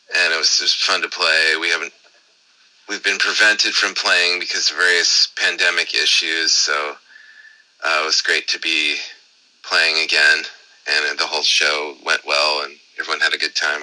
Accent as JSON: {"language": "English", "region": "Southern California", "country": "United States", "tie": "born or raised there", "lives_now": "San Francisco, United States", "said": "where I grew up in Southern California"}